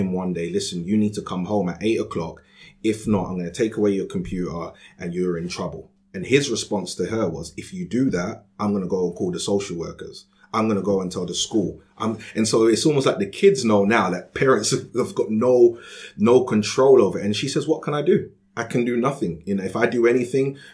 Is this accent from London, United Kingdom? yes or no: yes; London, United Kingdom; I grew up in Peckham in Southeast London